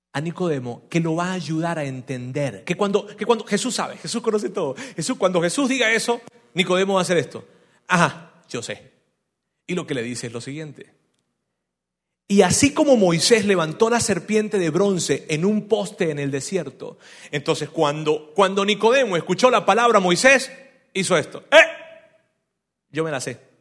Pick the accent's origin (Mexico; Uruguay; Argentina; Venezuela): Venezuela; yo soy de Venezuela